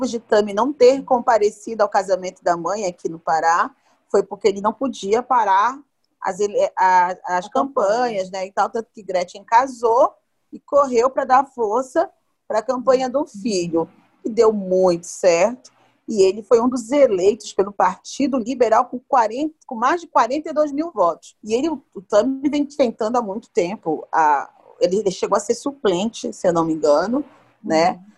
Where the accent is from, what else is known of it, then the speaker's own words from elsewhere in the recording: Belém, Pará, Brazil; Olha, Bob, eu não fui sua eleitora porque eu sou de Belém